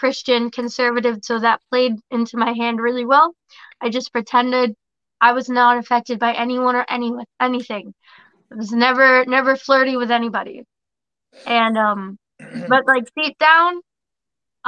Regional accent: West Palm Beach, Florida, United States; I grew up here in West Palm, kind of thing, you know, Loxahatchee

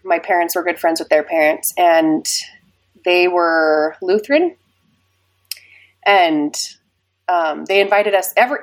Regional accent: Kaysville, Utah, United States; also born or lived in Ogden, Utah; I was raised in Kaysville, and I lived in the same house my whole life until I got married

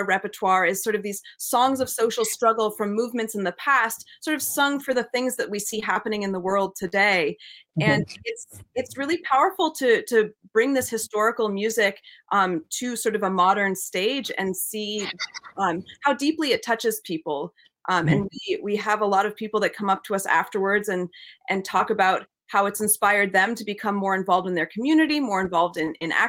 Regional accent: New England, United States; born or raised there

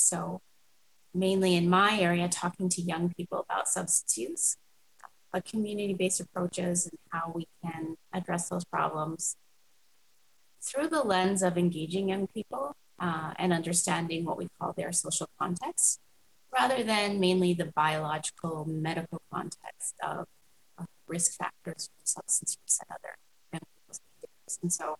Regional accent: Toronto, Ontario, Canada; also born or lived in Vancouver; now in Calgary, Canada; but I'm originally from Toronto, and I come here via Vancouver. So this is the, you know, fifth province I've lived

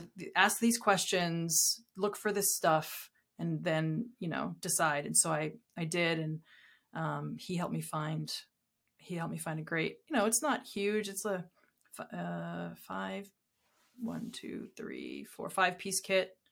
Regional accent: Southern New Hampshire, United States; I grew up in Southern New Hampshire

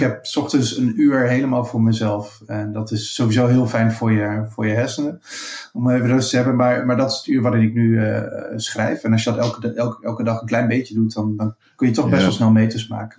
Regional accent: Achterhoek, Gelderland, Netherlands; in de achterhoek waar ik vandaan kom in Nederland.

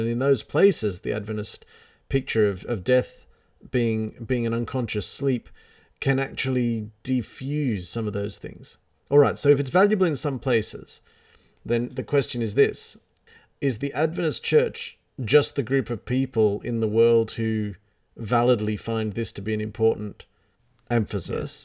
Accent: Australia

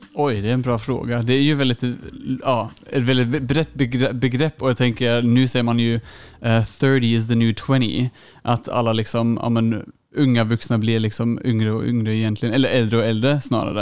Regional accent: Germany; now in Uppsala, Sweden; jag är från Tyskland

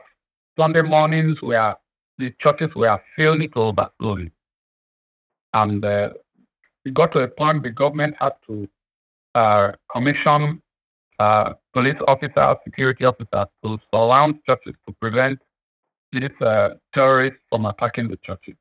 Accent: Nigeria

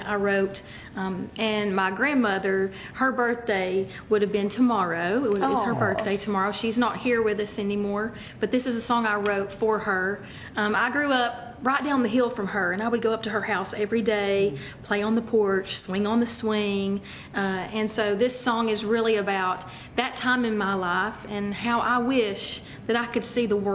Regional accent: East Tennessee, United States; also born or lived in Sevierville, Tennessee; now in Nashville, United States; I am from East Tennessee

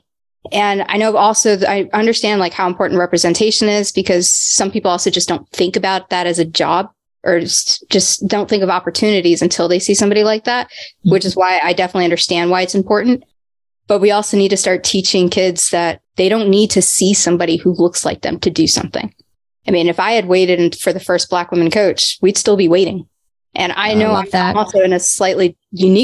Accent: Texas, United States; also born or lived in Paterson, New Jersey / New York / Sewickley, Pennsylvania; I grew up in Texas. It's where most of my childhood

